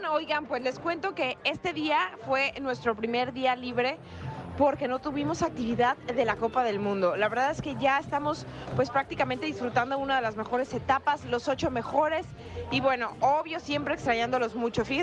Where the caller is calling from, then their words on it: Xochimilco, Mexico City, Mexico; De acá de por Xochimilco.